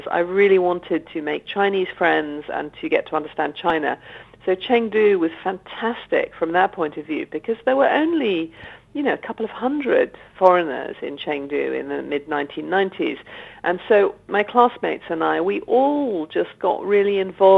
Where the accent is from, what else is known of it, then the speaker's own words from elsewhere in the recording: Oxford, South East England, United Kingdom; I grew up in Oxford, which is a very academic city